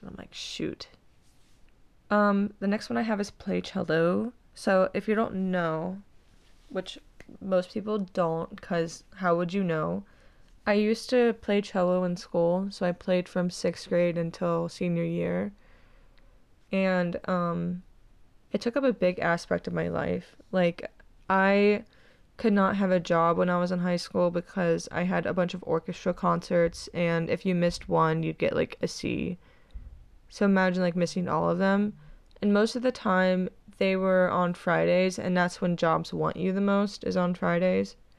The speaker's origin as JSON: {"language": "English", "town": "Cincinnati", "region": "Ohio", "country": "United States", "tie": "born or raised there", "said": "I'm not leaving my hometown"}